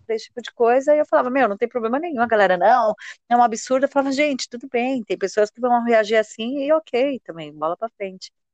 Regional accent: São Paulo, Brazil; eu sou aqui de São Paulo

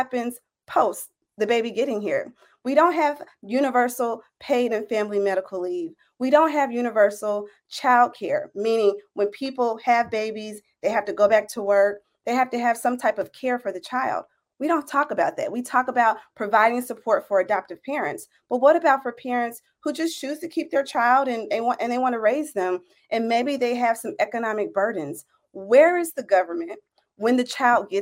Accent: Tennessee, United States; I'm originally from Tennessee

